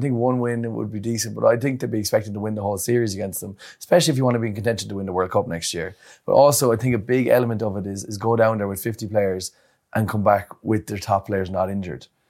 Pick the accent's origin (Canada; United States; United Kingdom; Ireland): Ireland; as an Irish lad